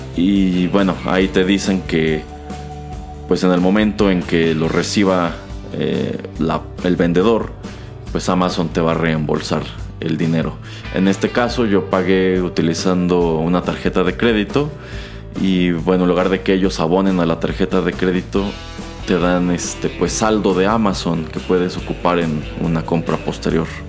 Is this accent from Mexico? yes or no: yes; Mexico; como mexicano